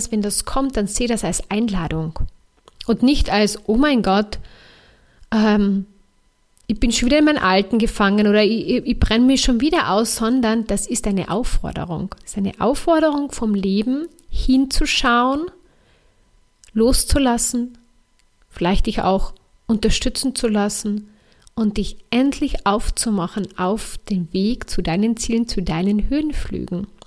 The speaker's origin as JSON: {"language": "German", "region": "Carinthia", "country": "Austria", "said": "ich bin ja Kärntnerin oder Österreicherin."}